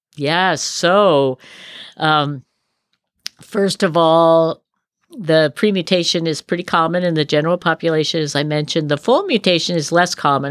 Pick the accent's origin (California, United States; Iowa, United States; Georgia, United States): California, United States; Berkeley; also born or lived in Colorado / Davis, California; I was raised in Berkeley